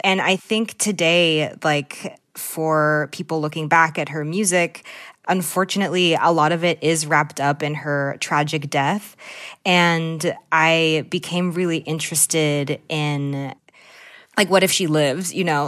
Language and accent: English; Newton, Massachusetts, United States; I grew up in the Lake of Newton, which is often called, like, the armpit of Newton.